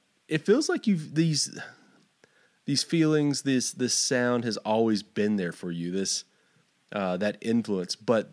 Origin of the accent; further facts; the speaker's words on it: Fort Stockton, Texas, United States; also born or lived in Lubbock, Texas; Well, I've lived here probably 10, 12 years now. I grew up down further south in Fort Stockton, but I've basically lived in West Texas my entire life.